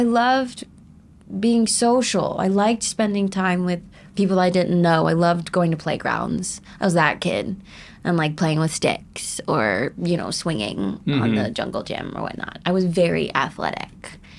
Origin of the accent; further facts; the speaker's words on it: North Carolina, United States; also born or lived in Wilmington, North Carolina / New Bern, North Carolina / Raleigh, North Carolina; I was born in Wilmington, North Carolina, and I lived with my grandmother and my mom at the time.